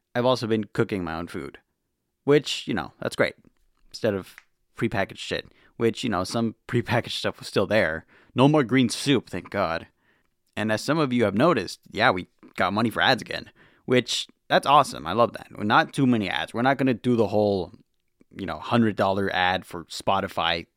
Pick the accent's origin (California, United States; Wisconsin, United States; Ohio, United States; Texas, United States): California, United States; Los Angeles; I'm from Los Angeles